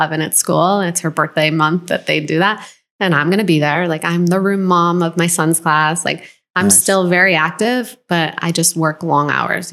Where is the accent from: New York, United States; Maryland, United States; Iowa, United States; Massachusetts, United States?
New York, United States; Buffalo; moved away as an adult; also born or lived in Los Angeles; I grew up in New York, in upstate New York, and kind of a small town, Buffalo